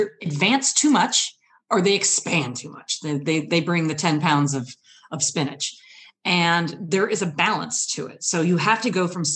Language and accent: English; Michigan, United States; I've traveled from Michigan